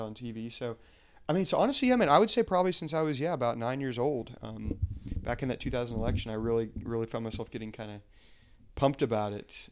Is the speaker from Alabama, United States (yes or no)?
yes; Huntsville, Alabama, United States; moved away as an adult; now in Arlington, United States; born and raised in Huntsville, Alabama, uh, but I now live here um, in Arlington, Virginia